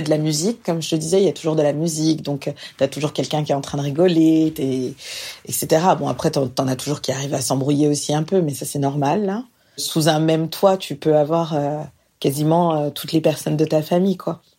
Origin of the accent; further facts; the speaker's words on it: France; now in Montréal, Canada; je vis actuellement à Montréal. Donc, euh, je suis française. Je vis ici maintenant depuis 5 ans.